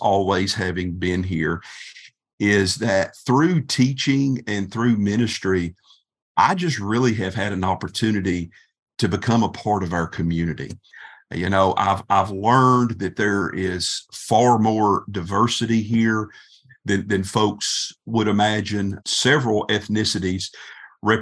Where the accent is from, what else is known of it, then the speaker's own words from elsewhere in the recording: Berea, Kentucky, United States; Berea is my hometown